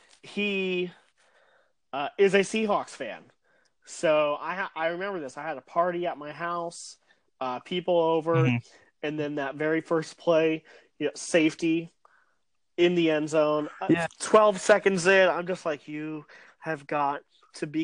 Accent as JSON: {"language": "English", "region": "Ohio", "country": "United States", "said": "I'm from Ohio"}